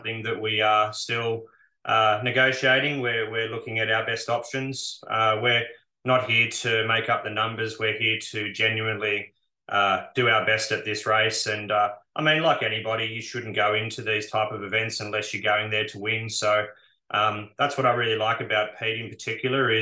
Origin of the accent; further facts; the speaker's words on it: Bathurst, New South Wales, Australia; born and bred in Bathurst.